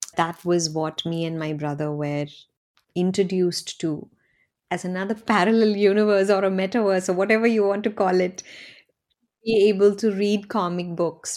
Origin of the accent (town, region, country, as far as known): India; born or raised there; moved away